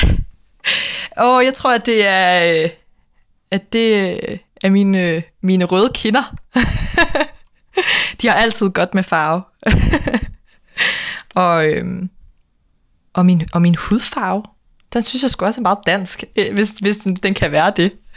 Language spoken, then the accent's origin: Danish; Aarhus, Central Denmark Region, Denmark; moved away as an adult; now in Copenhagen, Denmark; Jeg er fra Aarhus øh, oprindeligt, men bor øh, normalt i København